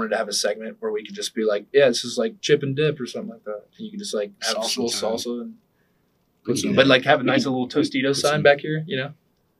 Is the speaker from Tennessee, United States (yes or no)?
yes; Nashville, Tennessee, United States; No, I'm not from Knoxville. I'm from Nashville.